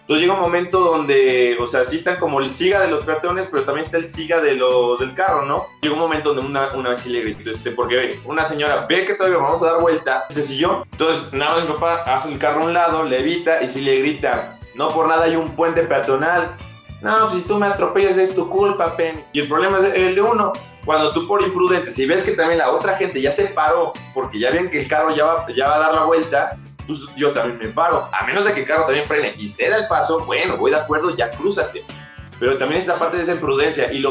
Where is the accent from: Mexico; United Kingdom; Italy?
Mexico; Mexico City; yo soy, por ejemplo, de la Ciudad de México, eh, y cuando iba a, este, de mi casa a su casa a la escuela